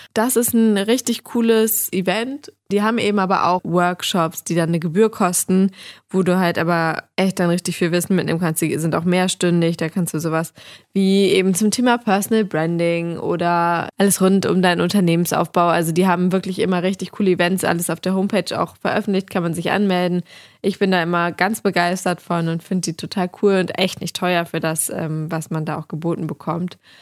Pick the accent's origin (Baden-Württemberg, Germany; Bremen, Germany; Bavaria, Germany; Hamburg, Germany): Hamburg, Germany; Ich lebe ja in Hamburg und bin Hamburgerin